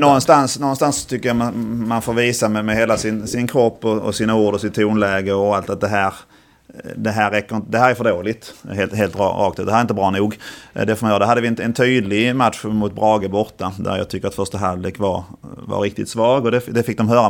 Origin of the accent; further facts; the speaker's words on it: Ängelholm, Skåne, Sweden; also born or lived in Helsingborg / Turkey / Halmstad; jag är skåning och bodde i Skåne till jag var, till jag flyttade till Turkiet som 23-åring